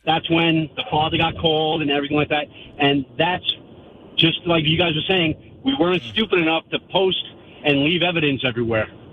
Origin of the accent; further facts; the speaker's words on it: Valley Stream, New York, United States; where I grew up in Valley Stream